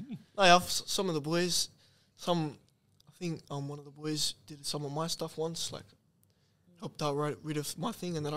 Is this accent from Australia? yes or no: yes; Mandurah, Western Australia, Australia; Like, it's obviously I'm always going to get targeted because I'm from Mandurah.